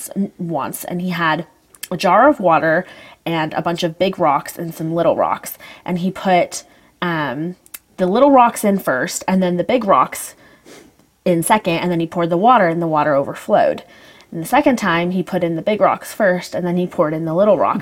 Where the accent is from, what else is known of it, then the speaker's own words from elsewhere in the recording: Meridian, Idaho, United States; growing up in Meridian, Idaho, everybody's LDS